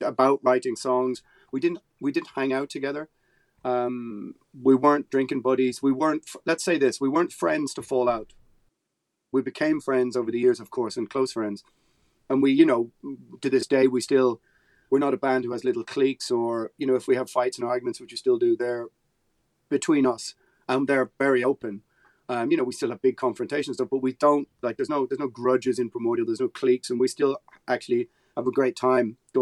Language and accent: English; Ireland; being Irish